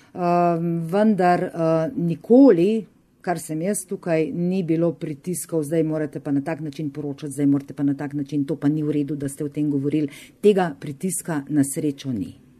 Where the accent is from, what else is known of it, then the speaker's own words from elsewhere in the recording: Carinthia, Slovenia; moved away as an adult; also born or lived in Upper Carniola (Gorenjska); now in Škofja Loka, Slovenia; jaz sem Korošica, naturalizirana Gorenka, sem že kar skoraj 30 let na Gorenskem, živim v Škofiloki.